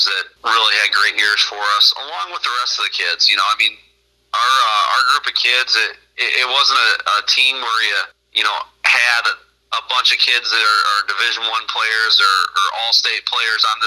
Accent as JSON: {"language": "English", "town": "Byron", "country": "United States", "tie": "born or raised there", "said": "I actually grew up in Byron, so right back home, and wouldn't want to be anywhere else"}